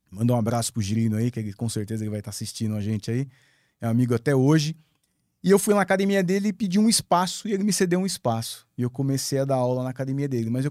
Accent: Rio de Janeiro, Brazil; Eu, eu sou carioca, né? Eu não tenho, apesar de eu não ter sotaque, eu sou do Rio de Janeiro. Minha família toda é de lá.

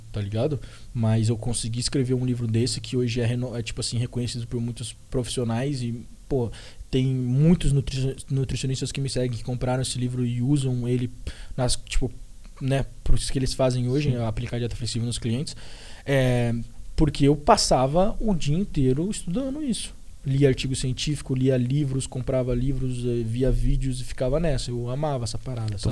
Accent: Brazil; moved away as an adult; also born or lived in Ohio, United States; now in Florida, United States; eu que sou brasileiro

